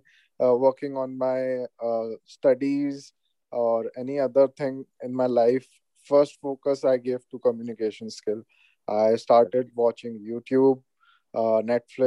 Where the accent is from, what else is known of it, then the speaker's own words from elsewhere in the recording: India; moved away as an adult; now in United States; I'm from India.